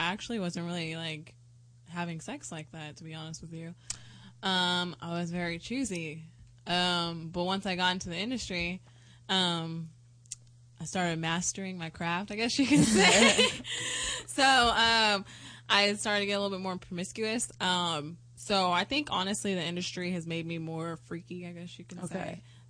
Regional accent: Bay Area, California, United States; also born or lived in Stockton, California; Well, I'm from the Bay Area, but I was living in Stockton, which is by Sacramento.

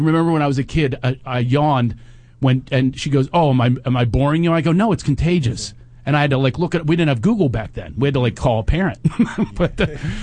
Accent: Philadelphia, Pennsylvania, United States; moved away; also born or lived in Los Angeles; I grew up in Philadelphia

